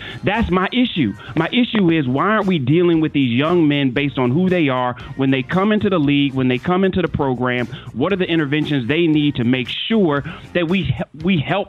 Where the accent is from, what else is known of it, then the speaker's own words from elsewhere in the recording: Cleveland, Ohio, United States; I'm from Cleveland.